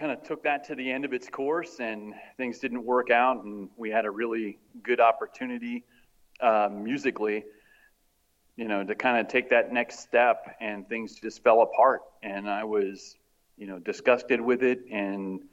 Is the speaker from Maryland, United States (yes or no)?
yes; Maryland, United States; I grew up in Maryland, in a suburb of DC, in a fairly well-to-do area.